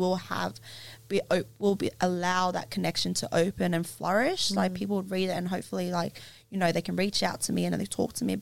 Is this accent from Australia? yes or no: yes; Australia; growing up in Australia